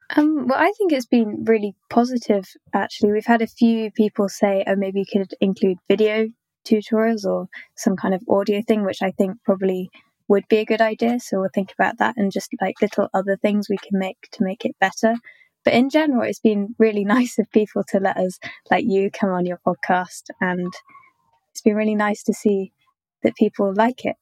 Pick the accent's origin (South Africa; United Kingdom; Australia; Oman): United Kingdom; London; I'm from London in the UK